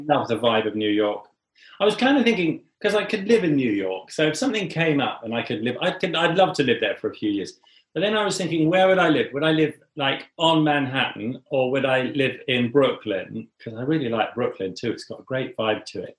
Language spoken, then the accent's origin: English; England, United Kingdom; as an English person